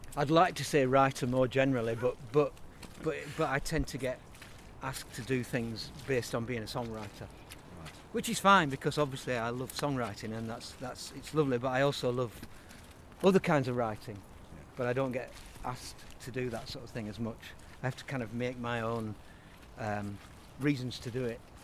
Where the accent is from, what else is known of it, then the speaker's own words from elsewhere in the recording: Burnley, North West England, United Kingdom; moved away as an adult; now in Leeds, United Kingdom; I'm from Lancashire. I'm from Burnley